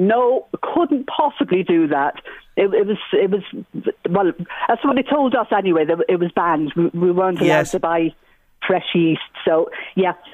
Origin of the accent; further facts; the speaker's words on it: Trim, County Meath, Ireland; moved away as an adult; also born or lived in Athlone / London; now in Bristol, United Kingdom; I grew up in Trim. I'm a half Irish, half Cypriot